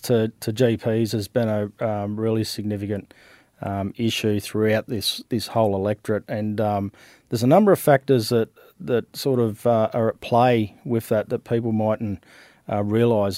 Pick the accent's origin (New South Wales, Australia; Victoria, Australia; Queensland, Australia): New South Wales, Australia; Western; also born or lived in Canberra; So I was born in Canberra. I grew up in, uh, Western New South Wales.